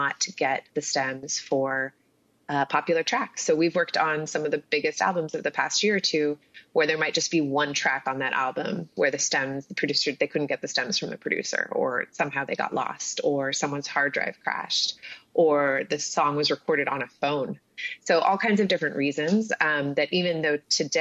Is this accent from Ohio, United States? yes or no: no; Southern California, United States; moved away as an adult; also born or lived in Paris; I grew up in Southern California